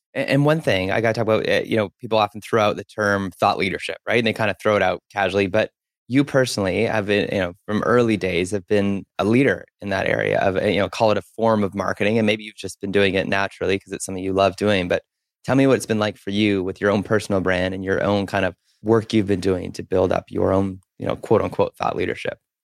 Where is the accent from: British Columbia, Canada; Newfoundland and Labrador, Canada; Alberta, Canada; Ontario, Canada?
Alberta, Canada; Spruce Grove; now in Vancouver, Canada; I grew up in Spruce Grove